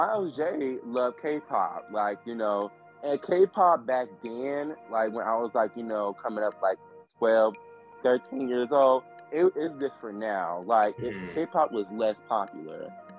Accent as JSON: {"language": "English", "town": "Chicago", "region": "Illinois", "country": "United States", "tie": "born or raised there", "said": "And I grew up in Chicago, so the culture there is different."}